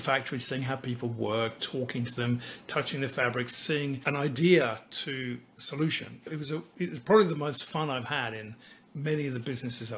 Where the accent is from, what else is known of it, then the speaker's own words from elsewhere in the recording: England, United Kingdom; moved away as an adult; also born or lived in Sydney, Australia; now in Australia; I was raised in England